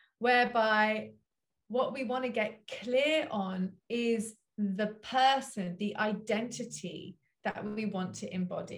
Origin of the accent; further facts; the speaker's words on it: London, United Kingdom; moved away; I grew up in Southwest London in Wimbledon.